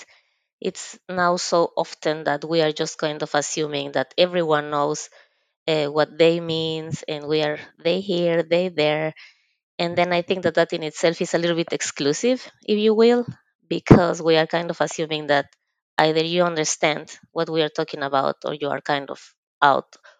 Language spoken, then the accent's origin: English; Mexico; moved away as an adult; now in Finland; I am originally from Mexico